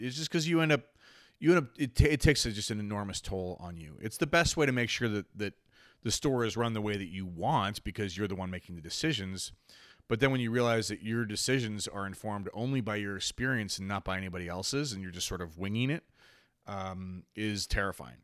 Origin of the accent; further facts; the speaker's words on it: Charlotte, North Carolina, United States; moved away as an adult; also born or lived in New Jersey; I grew up in Charlotte.